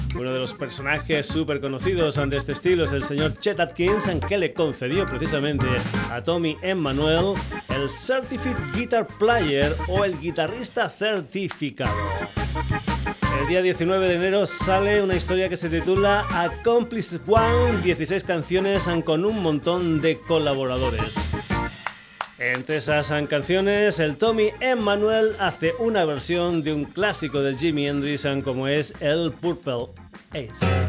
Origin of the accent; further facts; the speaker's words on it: Extremadura, Spain; nos vamos para mi tierra, nos vamos para Extremadura